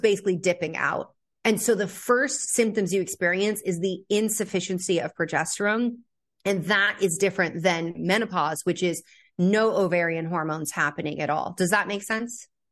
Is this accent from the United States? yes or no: yes; California, United States; I grew up in California